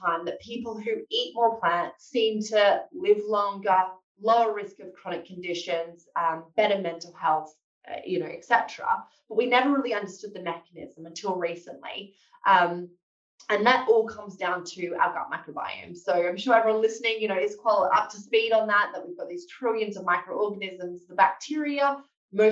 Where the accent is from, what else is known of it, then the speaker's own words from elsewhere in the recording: Australia; moved away as an adult; now in London, United Kingdom; I'm Australian by background. I moved over to the UK to work as a research fellow at King's College in London.